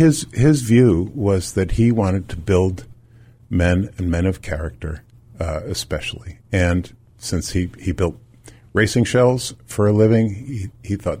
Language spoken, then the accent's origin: English; Milford, Connecticut, United States; now in Gloucester, United States; I'm a native New Englander, Danny. I grew up in Milford, Connecticut, so not far from the water